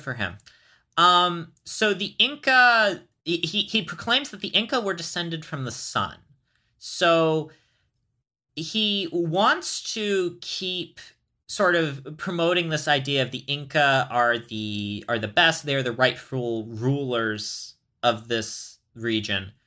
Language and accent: English; United States; I am American